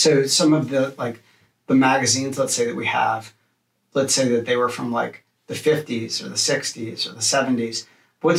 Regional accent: New Orleans, Louisiana, United States; growing up in New Orleans

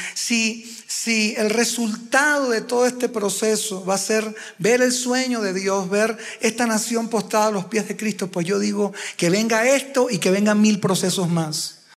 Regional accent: Uruguay; now in Venezuela; Yo no nací en Venezuela, mi esposa tampoco, yo uruguayo

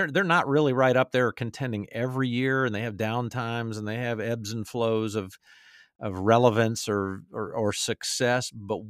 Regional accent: Atlanta, Georgia, United States; my favorite team I root for now, my hometown Atlanta Falcons.

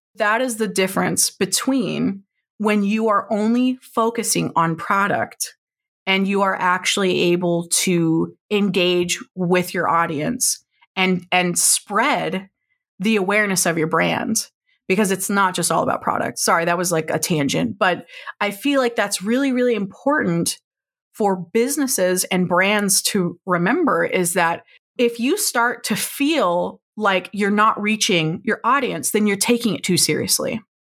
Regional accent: Oklahoma, United States; I grew up in Oklahoma

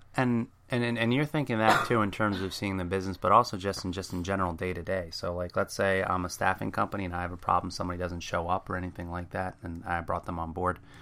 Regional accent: New Jersey, United States; I'm from Jersey, a very fast talker

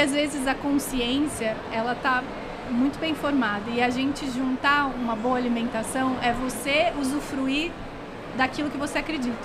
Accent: Rio Grande do Sul, Brazil; eu sou gaúcha

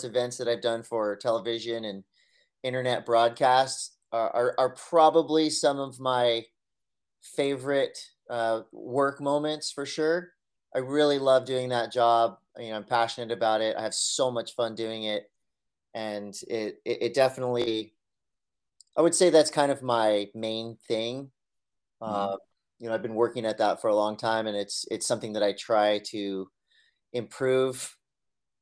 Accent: Encinitas, California, United States; I grew up here in Encinitas

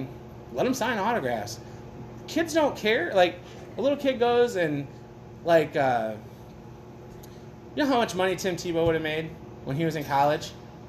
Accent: Niles, United States; I'm from Niles.

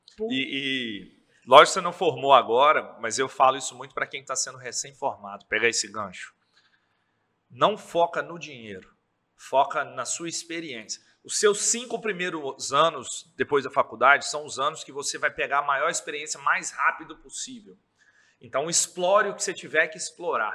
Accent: Governador Valadares, Minas Gerais, Brazil; also born or lived in Viçosa; Sou daqui, sempre morei aqui com 17 anos

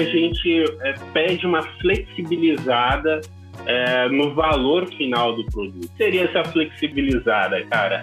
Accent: Diadema, São Paulo, Brazil; sou natural da, do estado de São Paulo, crescido e criado na, na zona metropolitana da cidade, mais precisamente em Diadema, no, na ABC Paulista

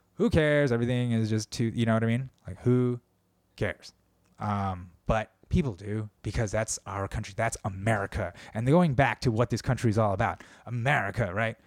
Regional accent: United States; I'm Korean American

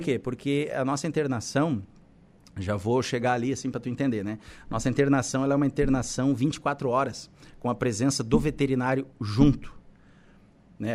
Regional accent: Balneário Camboriú, Santa Catarina, Brazil; now in Araranguá, Brazil; eu sou natural de Balneário Camboriú

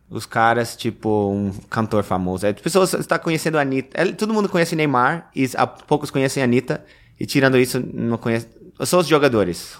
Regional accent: New Jersey, United States; Portuguese is a second language; now in New York, United States; eu sou de Nova Jersey

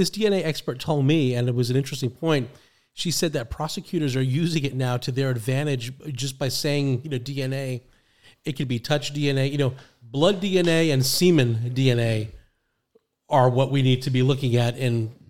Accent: New York City, New York, United States; now in Florida, United States; I'm the Bronx too

